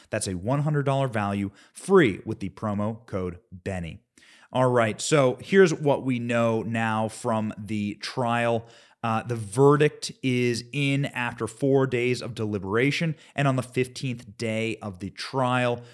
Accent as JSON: {"language": "English", "region": "Midwest", "country": "United States", "said": "I am from the Midwest."}